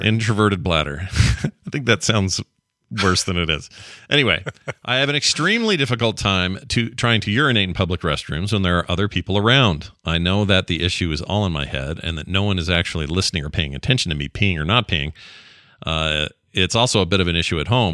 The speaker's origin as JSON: {"language": "English", "region": "Utah", "country": "United States", "said": "we're both from Utah, the land of pyramid schemes"}